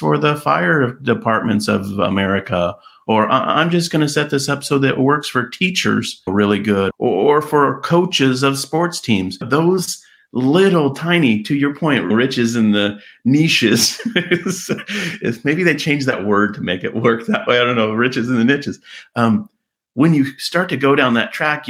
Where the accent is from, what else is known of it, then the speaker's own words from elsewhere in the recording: California, United States; my hometown, little California town